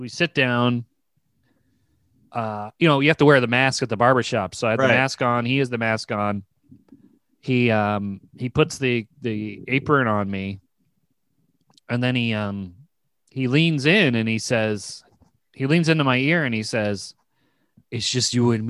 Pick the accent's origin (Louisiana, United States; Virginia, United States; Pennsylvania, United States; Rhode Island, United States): Virginia, United States; now in New York, United States; I'm from Virginia, where there's no Eastern European people